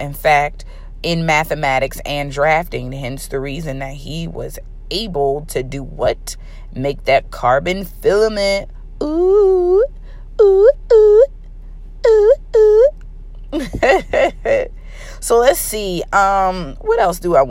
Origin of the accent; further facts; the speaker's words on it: Baltimore, Maryland, United States; I am from Baltimore